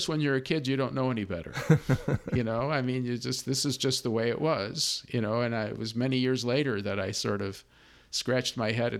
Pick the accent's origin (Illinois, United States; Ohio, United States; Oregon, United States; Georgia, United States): Illinois, United States; Chicago; I grew up in Chicago.